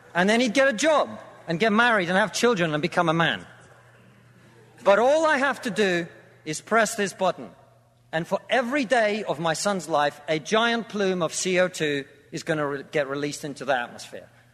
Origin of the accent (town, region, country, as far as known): Russia; now in United Kingdom